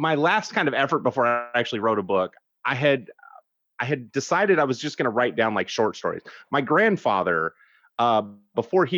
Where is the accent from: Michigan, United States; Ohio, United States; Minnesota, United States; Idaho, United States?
Idaho, United States; now in South Carolina, United States; I grew up in Idaho